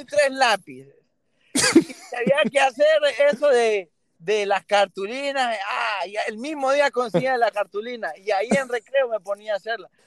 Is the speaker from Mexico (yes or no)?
no; Honduras; moved away as an adult; now in Miami, United States; Yo nací en Honduras y viví 20 años